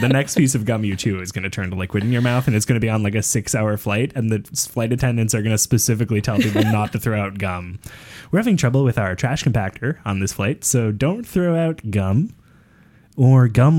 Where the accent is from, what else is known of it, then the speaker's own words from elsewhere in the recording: Vancouver, British Columbia, Canada; moved away; growing up in Vancouver